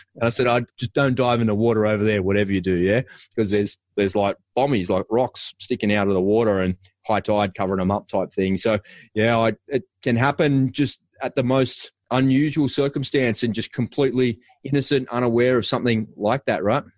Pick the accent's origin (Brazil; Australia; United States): Australia; Sydney, New South Wales; I grew up in the western suburbs of Sydney. People think that I'm from Cronulla, but I'm not. I'm actually from a place in western suburbs called Bass Hill, over near Bankstown